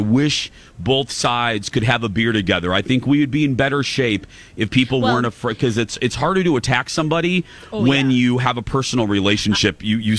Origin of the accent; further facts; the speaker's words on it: Indiana, United States; I'm from Indiana